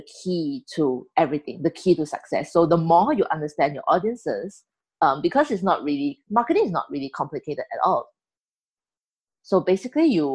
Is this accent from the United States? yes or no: no; Singapore; I'm from Singapore. I'm a Chinese Singaporean